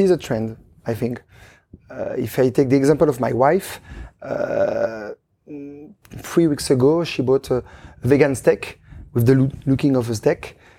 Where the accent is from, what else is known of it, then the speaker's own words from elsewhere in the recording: Chambéry, Auvergne-Rhône-Alpes, France; English is a second language; moved away as an adult; also born or lived in Luxembourg / Belgium; now in Switzerland; I was born in Chambéry, in Savoie